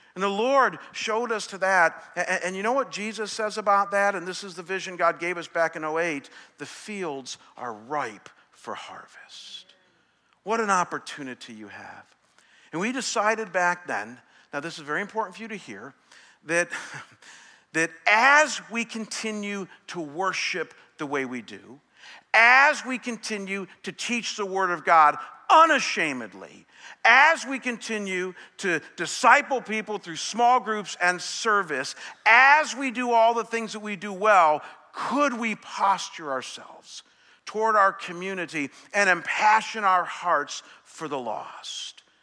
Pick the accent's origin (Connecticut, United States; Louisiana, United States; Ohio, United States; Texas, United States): Ohio, United States; Chagrin Falls; moved away; my hometown this morning, Chagrin Falls